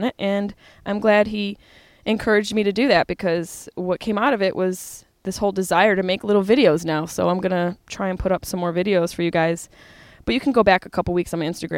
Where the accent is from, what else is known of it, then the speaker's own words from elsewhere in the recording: Syracuse, New York, United States; now in Los Angeles, United States; Syracuse, New York, my hometown